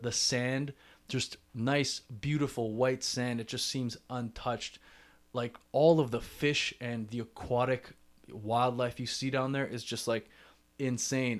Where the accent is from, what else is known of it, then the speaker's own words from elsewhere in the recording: Toronto, Ontario, Canada; I'm from Toronto